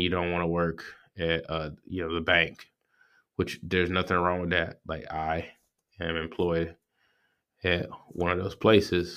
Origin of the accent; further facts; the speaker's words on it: Georgia, United States; I'm from Georgia. I'm, I live in middle Georgia